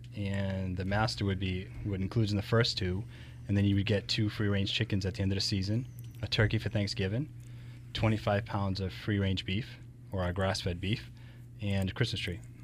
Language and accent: English; Rochester, United States; being raised, I was originally from Rochester